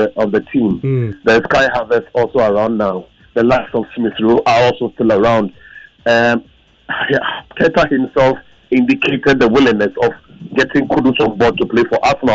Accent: Ghana; as a Ghanaian

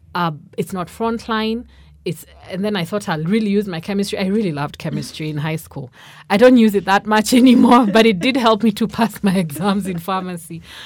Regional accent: Nairobi, Kenya; also born or lived in Karatina, Nyeri, Kenya; I was born in Nairobi, but at that time we're living in, in Nyeri, in Karatina. But, uh, s, I think we left there when, when I was under five. So most of my life I've been in Nairobi

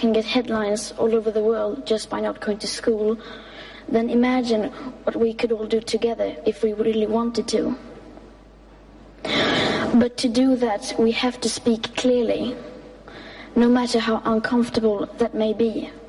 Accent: Sweden; English is a second language; I am 15 years old and I'm from Sweden.

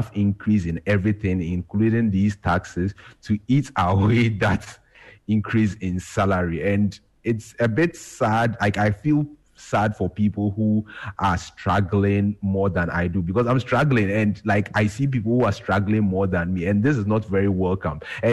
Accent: Ghana; as a Ghanaian

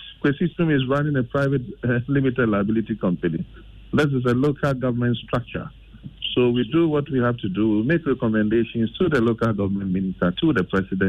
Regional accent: Greater Accra, Ghana; I'm from Ayama so Central, and my assembly has also not been doing well in maintaining circle and its environment.

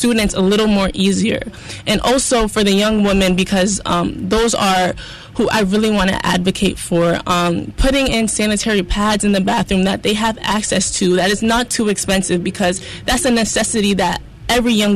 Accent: Ghana; my home country

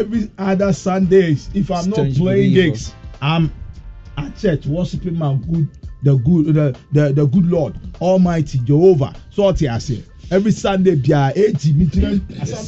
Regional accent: Western Region, Ghana; I'm from the left side, the West

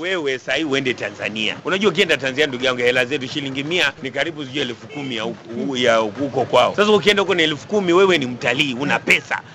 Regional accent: Kenya; sisi ni Wakenya

